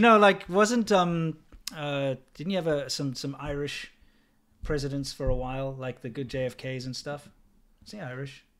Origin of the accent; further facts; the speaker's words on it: South Africa; now in United States; And I also don't support my country. I think South Africa is a shithole.